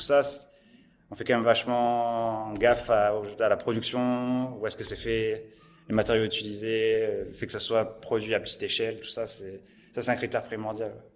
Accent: Montpellier, Occitania, France; je suis né dans, toujours à Montpellier. Toujours à Montpellier, toujours dans le sud.

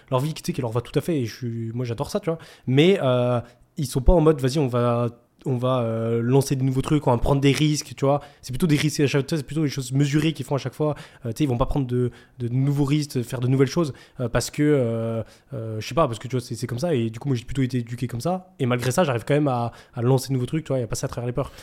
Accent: France; accent: French; ils entendaient mon, accent français. Du coup, ils disaient Ah, t'es français

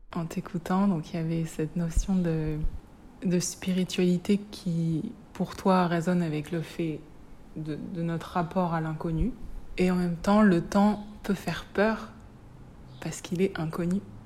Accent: Reims, Grand Est, France; Je viens de Reims

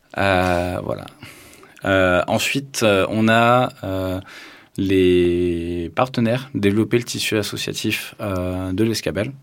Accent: Tarn, Occitania, France; moved away; also born or lived in Toulouse; j'ai grandi dans le Tarn

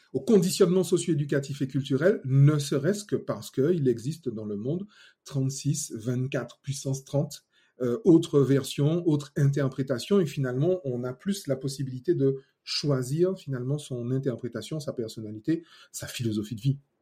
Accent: Martinique; je suis martiniquais. Déjà à la base, ça c'est bien, fier de mes origines

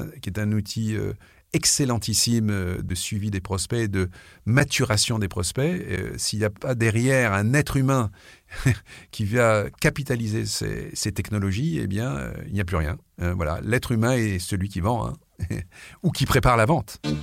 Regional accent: France; je suis français

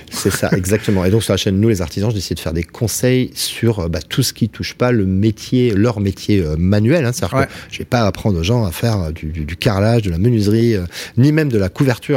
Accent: Toulouse, Occitania, France; comme on dit chez nous à Toulouse

